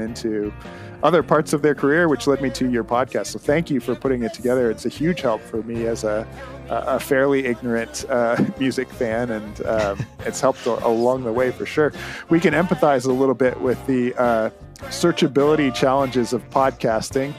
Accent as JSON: {"language": "English", "country": "Canada", "said": "as a Canadian"}